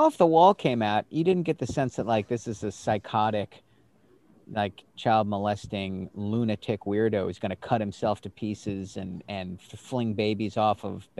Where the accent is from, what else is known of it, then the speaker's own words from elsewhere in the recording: Annapolis, Maryland, United States; I grew up in Annapolis